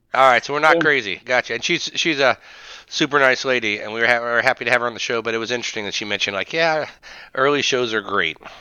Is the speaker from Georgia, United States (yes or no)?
no; Springfield, Ohio, United States; I grew up in Ohio and Springfield, Ohio